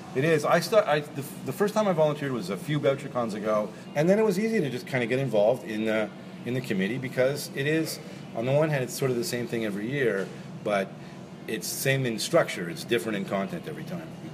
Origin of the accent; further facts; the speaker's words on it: Montreal, Quebec, Canada; now in Toronto, Canada; I grew up in Montreal